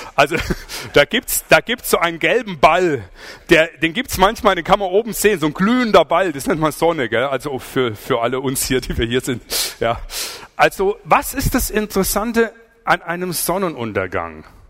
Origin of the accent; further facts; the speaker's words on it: Swabia, Germany; Ich komme aus dem Schwabenland